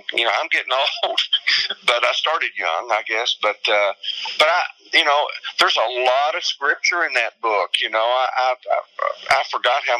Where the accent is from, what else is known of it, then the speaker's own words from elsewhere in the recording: Kentucky, United States; my home state of Kentucky